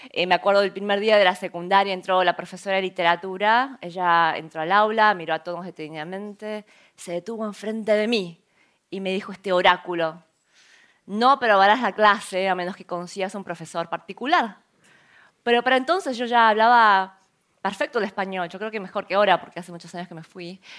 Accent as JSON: {"language": "Spanish", "country": "South Korea", "second_language": "Spanish", "lives_now": "Argentina", "said": "Nosotros habíamos emigrado de Corea a Argentina hacía seis años ya, eh, cuando no sabíamos nada de español ni sabíamos cómo íbamos a ganar, ganarnos las vidas."}